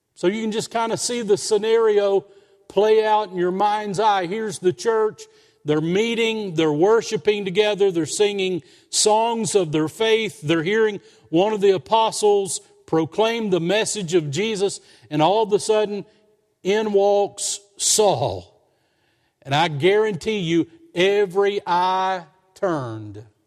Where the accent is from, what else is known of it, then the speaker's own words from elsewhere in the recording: Somerset, Kentucky, United States; moved away; also born or lived in Lexington, Kentucky; we moved from Lexington down to Somerset, that was sweet to me. I was going back to, to our family hometown.